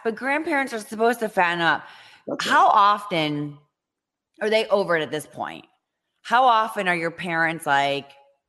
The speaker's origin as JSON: {"language": "English", "region": "Ohio", "country": "United States", "tie": "born or raised there", "moved": "as an adult", "lives_now": "Manhattan Beach, United States", "said": "thank God I grew up in Ohio"}